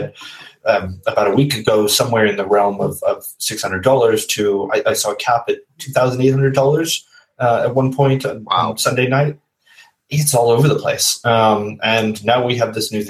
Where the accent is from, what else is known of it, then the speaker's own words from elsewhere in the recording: United States; I'm American